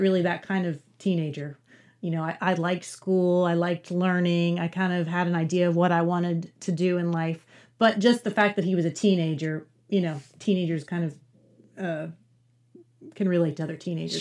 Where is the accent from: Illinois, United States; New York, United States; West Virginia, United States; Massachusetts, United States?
West Virginia, United States; now in Louisville, United States; I'm from Appalachia originally. I'm from West Virginia and so I sort of love Appalachian literature just because that's where my roots are.